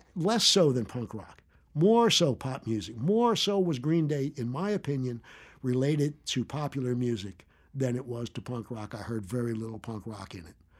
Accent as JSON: {"language": "English", "town": "Philadelphia", "region": "Pennsylvania", "country": "United States", "tie": "born or raised there", "also_born_or_lived": "New York / California / Austin, Texas", "moved": "as an adult", "said": "I grew up in Philadelphia"}